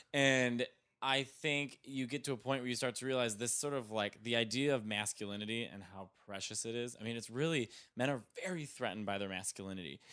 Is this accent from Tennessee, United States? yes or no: no; Arlington Heights, Illinois, United States; moved away as an adult; also born or lived in Chicago; I'm from Arlington Heights